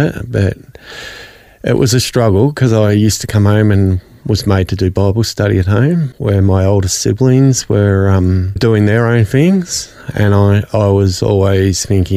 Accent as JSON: {"language": "English", "town": "Melbourne", "region": "Victoria", "country": "Australia", "tie": "born or raised there", "said": "I've been brought up in Melbourne"}